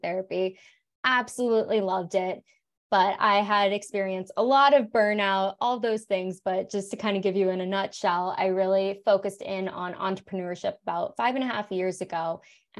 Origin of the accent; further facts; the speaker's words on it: right outside of Fort Lauderdale, South Florida, United States; moved away as an adult; also born or lived in California; now in Colorado, United States; I grew up in Florida and then I did grad school in California.